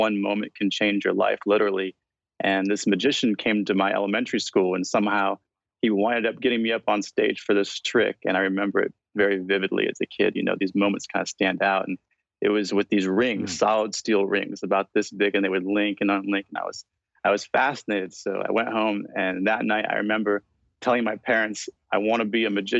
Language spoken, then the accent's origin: English; Brookings, South Dakota, United States; my hometown, Brookings, South Dakota